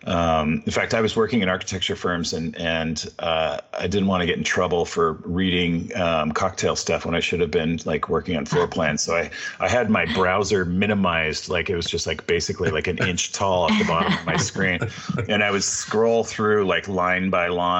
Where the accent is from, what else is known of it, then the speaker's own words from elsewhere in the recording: California, United States; I grew up in California